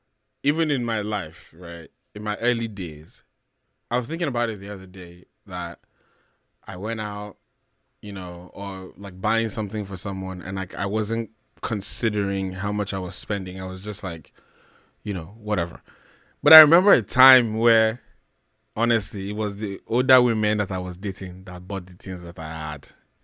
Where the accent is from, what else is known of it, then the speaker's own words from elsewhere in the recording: Nigeria; I think maybe just being a Nigerian man with some kind of pride.